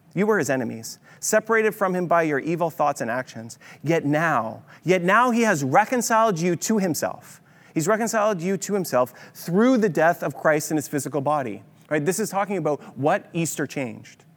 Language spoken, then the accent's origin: English; Kitchener-Waterloo, Ontario, Canada; we're from Kitchener-Waterloo